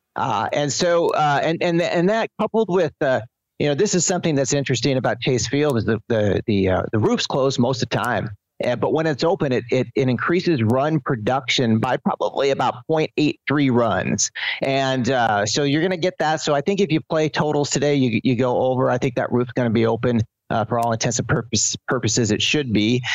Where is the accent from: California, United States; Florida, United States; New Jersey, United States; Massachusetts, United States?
California, United States; Southern; moved away as an adult; now in Arizona, United States; I'm from Southern California